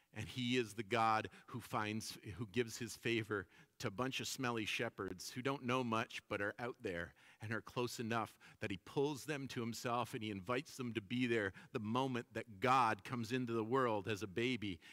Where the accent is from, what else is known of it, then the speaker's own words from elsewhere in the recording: Toronto, Ontario, Canada; when I was growing up in Toronto